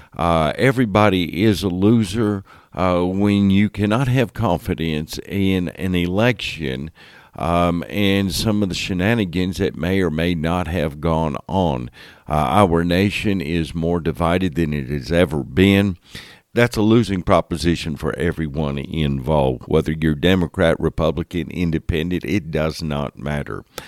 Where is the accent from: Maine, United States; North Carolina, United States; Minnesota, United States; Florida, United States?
Florida, United States; Homestead; I spent those years, uh, growing up in Miami area, Homestead, Florida area.